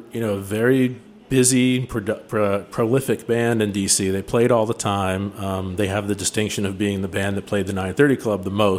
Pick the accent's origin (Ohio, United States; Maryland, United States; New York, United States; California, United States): Maryland, United States; Cheverly; I grew up out in the suburbs in one of the original Chevrolet Hillbillies, Chevrolet, Maryland, out in PG County